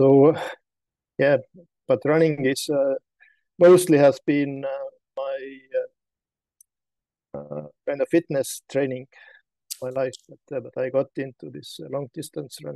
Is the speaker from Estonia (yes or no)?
yes; Estonia; I'm from Estonia